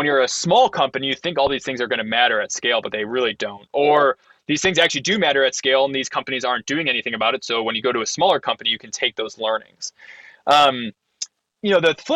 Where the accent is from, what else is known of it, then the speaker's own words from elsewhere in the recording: Ohio, United States; I'm from Ohio